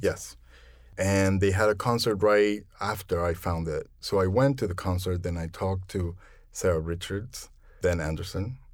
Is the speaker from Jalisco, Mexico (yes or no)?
no; Mexico City, Mexico; moved away as an adult; also born or lived in Philadelphia; now in New York, United States; I'm originally from Mexico City, and I've lived in New York for about twenty-five years